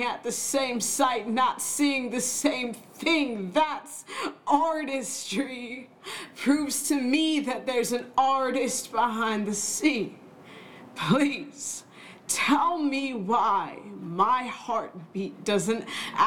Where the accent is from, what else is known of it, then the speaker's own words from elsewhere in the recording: Southern California, United States; I grew up in Southern California